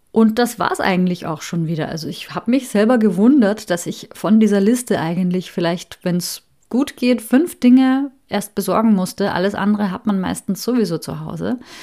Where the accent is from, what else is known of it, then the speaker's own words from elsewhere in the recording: Austria; moved away as an adult; also born or lived in Hamburg, Germany; bin ich mit meiner Familie wieder zurück in meine alte Heimat nach Österreich gezogen